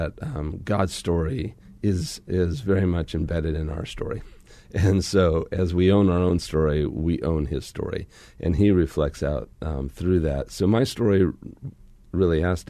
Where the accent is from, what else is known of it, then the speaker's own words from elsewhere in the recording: northern New Mexico, United States; I grew up on the Navajo Reservation in northern New Mexico in the United States